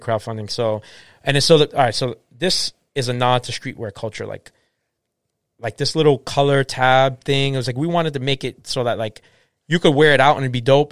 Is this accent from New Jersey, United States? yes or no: no; Boston, Massachusetts, United States; I'm from Boston. I'm not a transplant